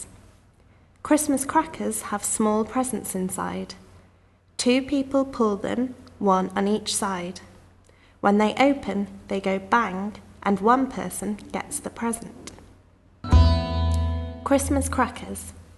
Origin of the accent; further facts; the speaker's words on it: Blackpool, North West England, United Kingdom; I'm English and I come from Blackpool in the United Kingdom.